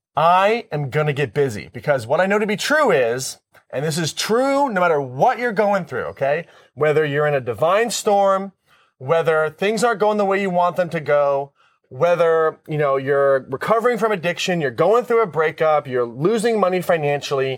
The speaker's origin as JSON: {"language": "English", "country": "United States", "said": "I'm responding as an American."}